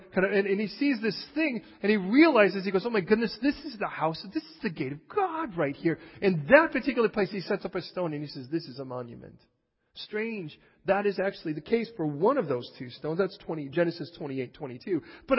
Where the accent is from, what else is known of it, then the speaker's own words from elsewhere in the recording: England, United Kingdom; born there; I'm just English. I was born here.